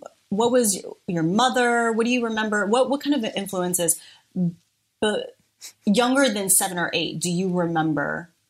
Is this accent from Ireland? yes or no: no; Mexico, Missouri, United States; born there; Living in the Midwest. I was born in Mexico, Missouri.